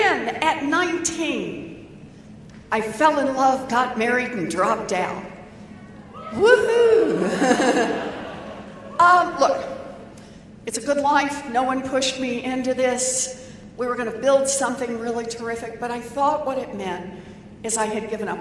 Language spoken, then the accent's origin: English; Oklahoma, United States; moved away; I was born and raised in Oklahoma.